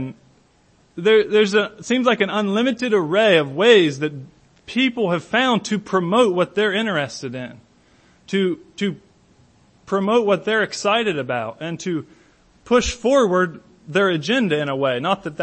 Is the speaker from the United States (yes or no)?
yes; Hillsboro, United States; my hometown, a little out of the way place like Hillsboro.